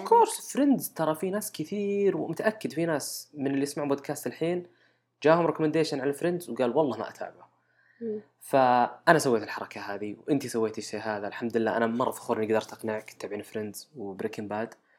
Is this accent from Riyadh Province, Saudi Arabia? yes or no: no; Al-Qassim, Saudi Arabia; عندنا بالقصيم